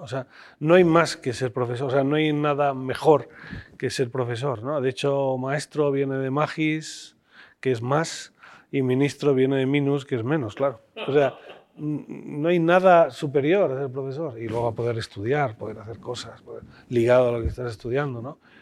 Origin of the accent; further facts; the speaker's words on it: Spain; somos españoles